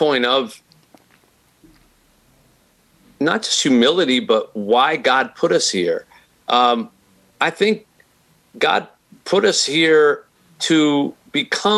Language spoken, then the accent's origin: English; Philadelphia, Pennsylvania, United States; moved away as an adult; now in Detroit, United States; that's where I grew up in Philadelphia.